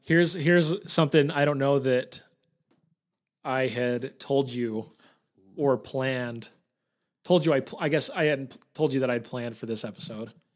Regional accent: Bountiful, Utah, United States; born and raised in, in Bountiful

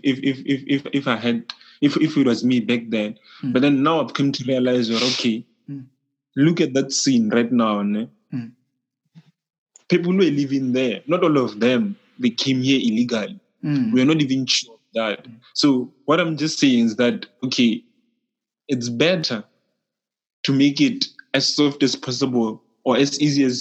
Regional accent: South Africa; As a South African

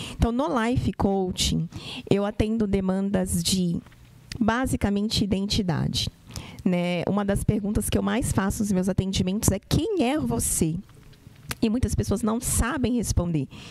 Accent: Santos, São Paulo, Brazil; lá na cidade de Santos, eu sou santista

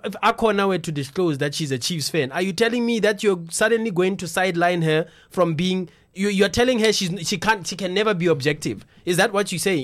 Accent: South Africa

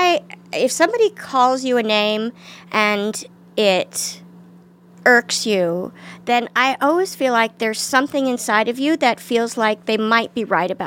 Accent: Washington, District of Columbia, United States; I think pockets of it, you know, but not where I lived. I live in a, of course, nice middle-class neighborhood, but I did take 3 city buses to school.

